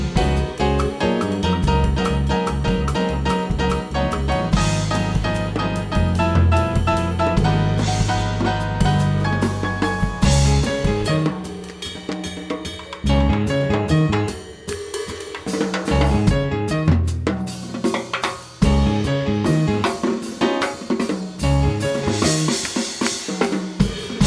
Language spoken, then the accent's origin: English; Rio de Janeiro, Brazil; moved away as an adult; now in Seattle, United States; I am from Rio de Janeiro, but I've been living in Seattle for about 26 years.